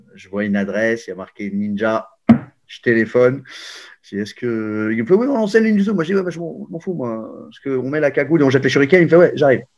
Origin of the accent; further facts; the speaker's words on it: Paris, Île-de-France, France; je suis né à Paris en 1972